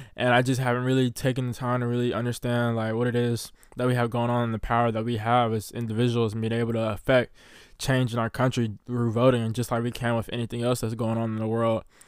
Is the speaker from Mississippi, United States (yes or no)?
yes; Mississippi, United States; growing up in the South of the United States of America, specifically in Mississippi